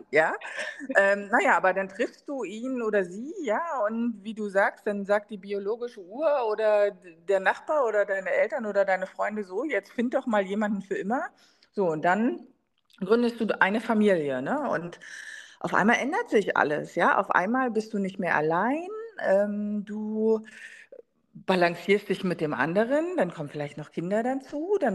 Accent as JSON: {"language": "German", "region": "East Germany", "country": "Germany", "tie": "born or raised there", "said": "Also ich meine, gut, ich bin ja in der DDR groß geworden, meine Mutter war trotzdem berufstätig"}